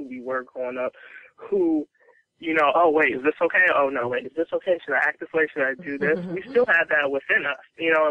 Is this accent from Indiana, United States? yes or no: yes; Gary, Indiana, United States; Black girl coming from Gary, Indiana.